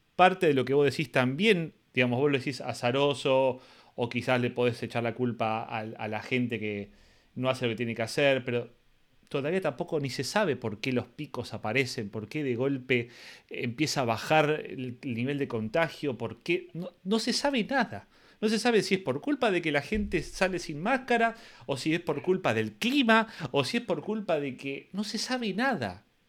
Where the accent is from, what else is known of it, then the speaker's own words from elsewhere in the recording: Argentina; soy argentino